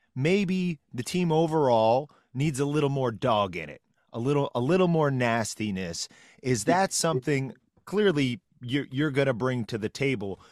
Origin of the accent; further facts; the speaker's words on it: Peru, Indiana, United States; I'm from Peru, Indiana, home of Kyle Macy